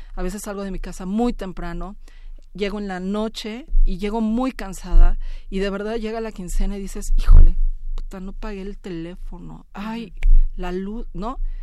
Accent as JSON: {"language": "Spanish", "country": "Mexico", "said": "así somos los mexicanos"}